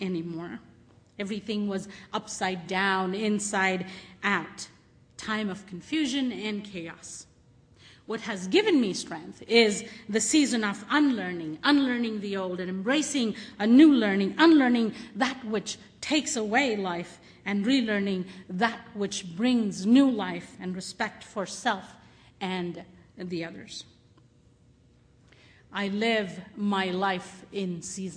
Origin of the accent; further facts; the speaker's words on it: India; moved away; I grew up in India